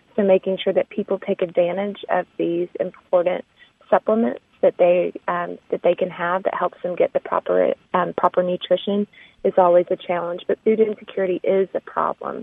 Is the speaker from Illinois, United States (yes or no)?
no; Arkansas, United States; now in Texas, United States; I'm Southern. I live in Texas. I'm from Arkansas.